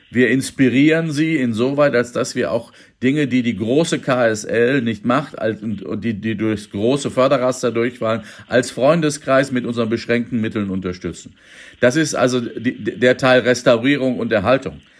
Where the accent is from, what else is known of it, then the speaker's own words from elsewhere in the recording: Minden, North Rhine-Westphalia, Germany; Aber wenn Sie mal meine Heimatstadt Minden angucken oder ähm, die äh, ländlichen Kulturfördervereine, die Heimathäuser etc.